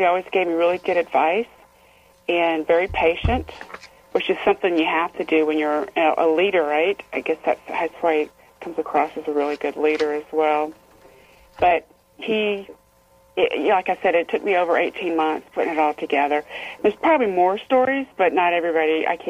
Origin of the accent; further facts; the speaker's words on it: Fort Knox, Kentucky, United States; born there; I was born in Fort Knox, Kentucky. I was raised around the military anyway.